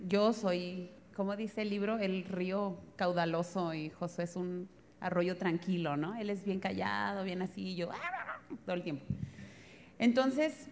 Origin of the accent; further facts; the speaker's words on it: northern Mexico, Mexico; moved away; Yo como soy norteña